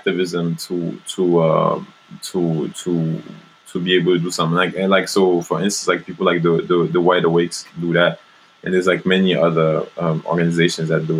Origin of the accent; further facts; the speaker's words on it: France; moved away; I grew up in France and then I travel in the States and Brazil and all around Africa